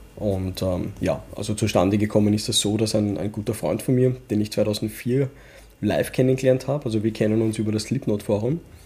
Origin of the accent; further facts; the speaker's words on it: Vienna, Austria; accent: Wienerisch; first language Urdu; wir sind halt Wiener, aber mit, mit Pakistan-Hintergrund.